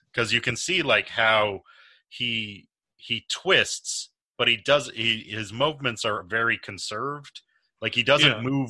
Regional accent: a suburb of Lansing, Michigan, United States; I grew up in a suburb of Lansing, so I am not the Detroit native.

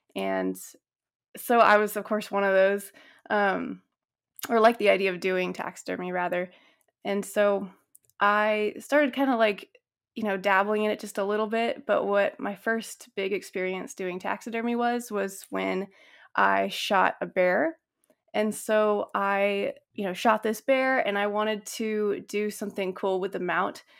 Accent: Northern California, United States; I grew up in Northern California, and I grew up on, like, a little ranch

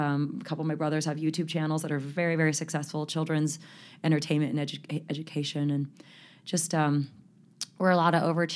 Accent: California, United States; born there; I'm number six, born in Southern California. My parents lived in the San Fernando Valley for 30 years.

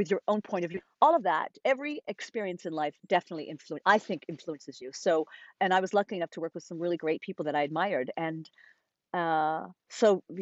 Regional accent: Rhode Island, United States; I had a wonderful dance teacher growing up in Rhode Island

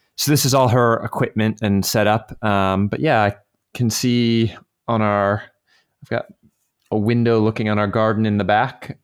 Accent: Virginia, United States; moved away as an adult; now in France; around the area I grew up in Virginia

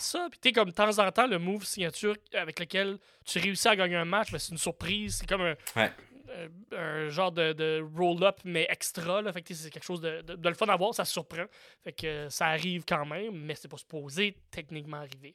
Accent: Campbellton, New Brunswick, Canada; now in Montreal, Canada; J'habite plus dans la maison où j'ai grandi, là. J'ai dire ma maison natale, mais c'est même pas vrai. Ma ville natale, de Camelton Nouveau-Brunswick

